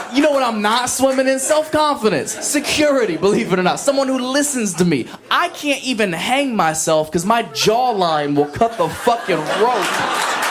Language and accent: English; an hour west of Columbus, Ohio, United States; moved away; My hometown was so country, man.